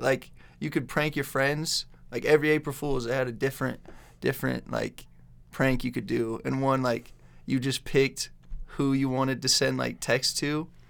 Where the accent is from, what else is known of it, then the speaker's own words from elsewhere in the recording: Pocatello, Idaho, United States; also born or lived in Chubbuck; I grew up in Pocatello. I've lived in Chubbuck, over in Chubbuck, like the longest time.